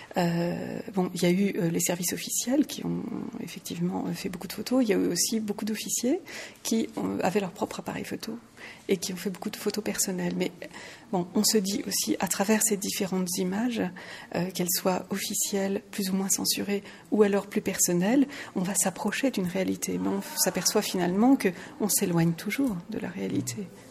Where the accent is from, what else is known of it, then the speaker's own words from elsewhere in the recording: France; now in Luxembourg; je suis française, je suis résidente au Luxembourg